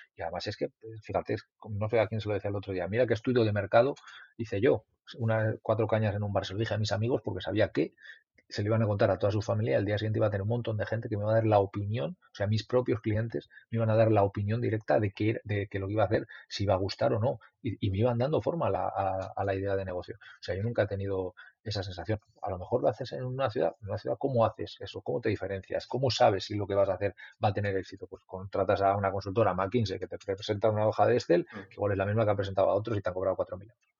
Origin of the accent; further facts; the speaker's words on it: Mayorga, Castile and León, Spain; es un pueblo de Castilla